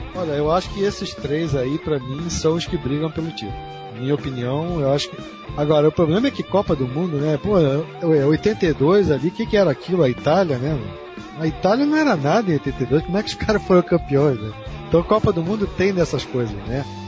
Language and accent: Portuguese; Brazil; eu sou brasileiro, tenho muito orgulho disso